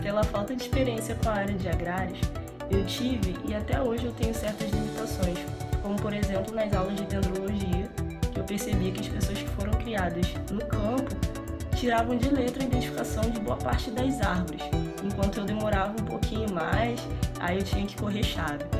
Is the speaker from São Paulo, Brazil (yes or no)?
no; Nova Iguaçu, Rio de Janeiro, Brazil; moved away as an adult; sou natural da cidade do Rio de Janeiro, mas fui criada a vida toda em Nova Iguaçu